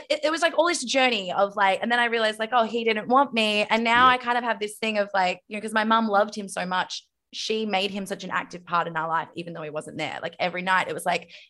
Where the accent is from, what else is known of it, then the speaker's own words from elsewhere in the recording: Zagreb, City of Zagreb, Croatia; That's where I'm from. I'm from Zagreb, and it's like, oh my god, it's bleak.